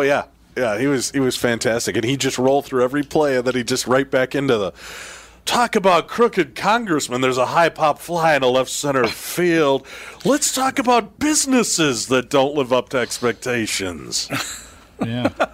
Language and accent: English; Chicago, Illinois, United States; I grew up in Chicago